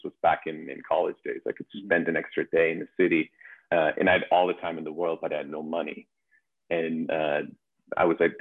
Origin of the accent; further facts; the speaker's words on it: Germany; moved away as an adult; also born or lived in Vancouver, Canada; now in New York, United States; born and raised in Germany. In 2014, I moved to Vancouver